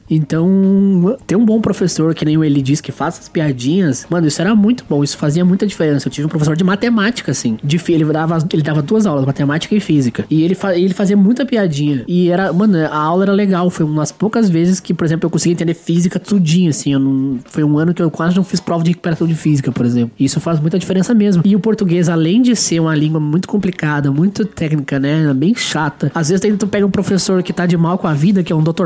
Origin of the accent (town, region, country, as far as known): Rio Grande do Sul, Brazil